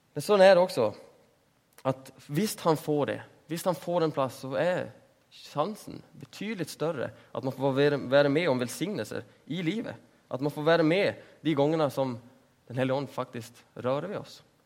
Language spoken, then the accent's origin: Norwegian; Sweden; Norwegian is a second language; Jeg er jo svensk.